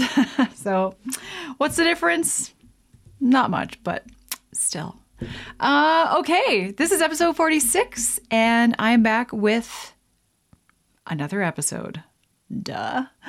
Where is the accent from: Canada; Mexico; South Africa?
Canada; I am Canadian